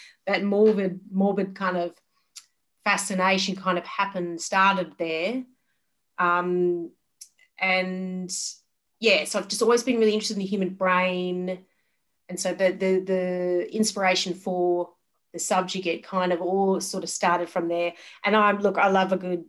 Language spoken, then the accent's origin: English; Geraldton, Western Australia, Australia; moved away as an adult; now in Perth, Australia; I grew up in Geraldton in Western Australia